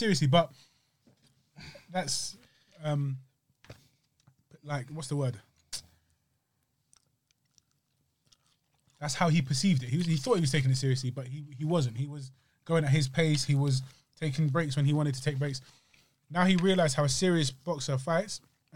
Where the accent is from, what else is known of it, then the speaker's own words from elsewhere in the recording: United Kingdom; As a Brit